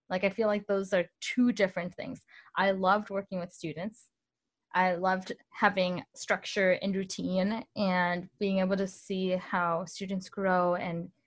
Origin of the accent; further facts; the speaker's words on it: Illinois, United States; also born or lived in Mexico; I grew up in Northern Illinois. I moved around a lot when I was really young.